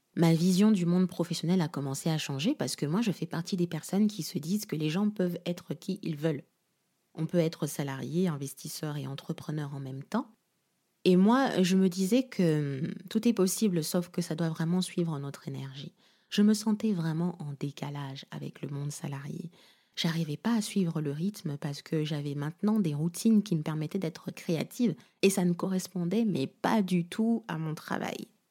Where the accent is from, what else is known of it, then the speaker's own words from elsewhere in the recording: Kinshasa, DR Congo; now in France; Kinshasa, ma ville natale